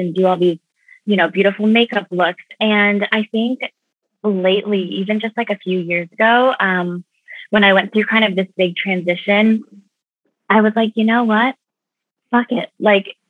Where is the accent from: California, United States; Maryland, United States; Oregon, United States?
Oregon, United States; moved away; also born or lived in New York; I grew up in Oregon